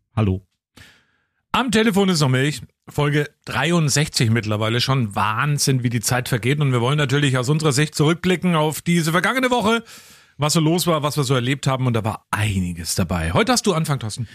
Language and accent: German; Franconia, Bavaria, Germany; ich komme aus Franken